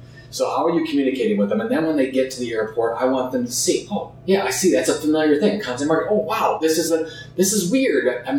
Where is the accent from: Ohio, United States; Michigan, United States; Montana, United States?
Ohio, United States; Sandusky; also born or lived in Cleveland, Ohio; I grew up in Sandusky, Ohio, an hour west of Cleveland. I've always been a Cleveland guy. I've lived there for over 20 years.